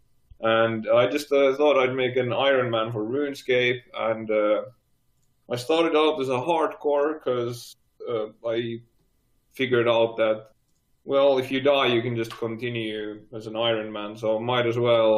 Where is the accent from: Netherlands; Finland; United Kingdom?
Finland; I'm from Finland